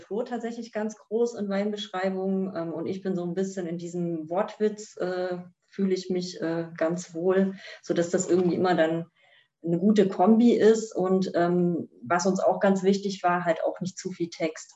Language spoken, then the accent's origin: German; East Germany, Germany; als gebürtige Ostdeutsche